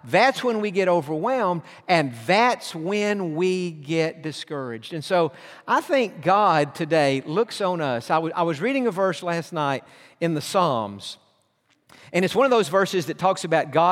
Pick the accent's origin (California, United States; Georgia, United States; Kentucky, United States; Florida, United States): Georgia, United States; Atlanta; We're from Atlanta.